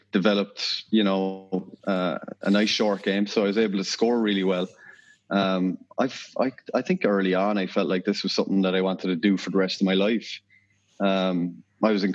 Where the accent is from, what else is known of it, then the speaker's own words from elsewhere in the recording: Douglas, Munster, Ireland; moved away as an adult; now in United States; I'm originally from Douglas. Grew up, went to Douglas Community School there